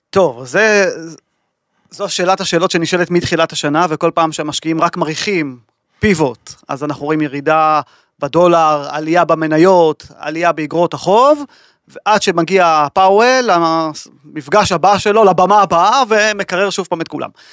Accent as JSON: {"language": "Hebrew", "country": "Israel", "said": "אנחנו כישראלים"}